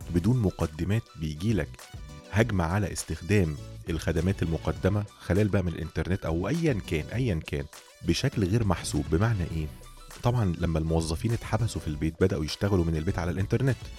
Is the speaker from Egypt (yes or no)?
yes; Egypt; عندنا في مصر